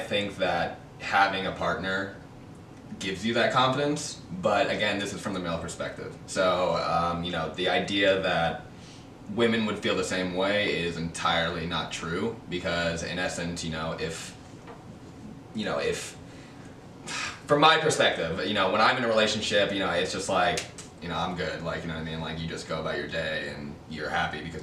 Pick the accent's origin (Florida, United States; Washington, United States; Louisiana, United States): Florida, United States; I'm from Florida and I still live in Florida